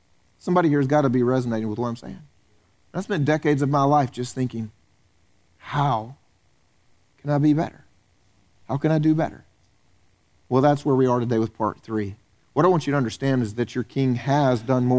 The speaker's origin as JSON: {"language": "English", "region": "the South", "country": "United States", "tie": "born or raised there", "moved": "yes", "said": "I grew up in the South"}